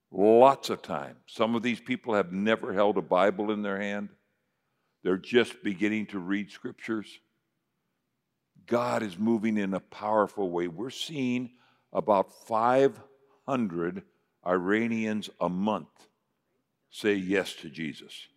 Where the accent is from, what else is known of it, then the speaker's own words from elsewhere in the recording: United States; I'm an American